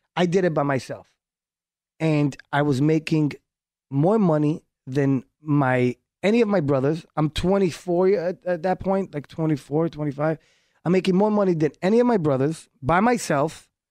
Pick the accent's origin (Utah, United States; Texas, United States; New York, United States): New York, United States; first language Hebrew; English is a second language; moved away as an adult; also born or lived in Haifa, Israel / Miami; I grew up in New York